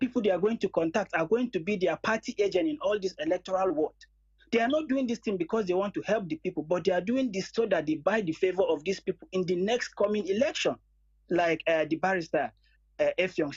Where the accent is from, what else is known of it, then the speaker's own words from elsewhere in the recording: Nasarawa, Nigeria; now in United Kingdom; Although I'm based in the UK, but originally I'm from Nasarawa State in Nigeria